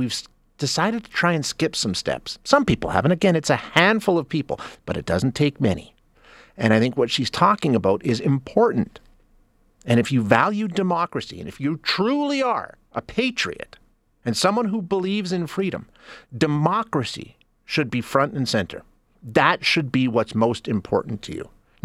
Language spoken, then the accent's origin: English; Alberta, Canada; Being born and raised in Alberta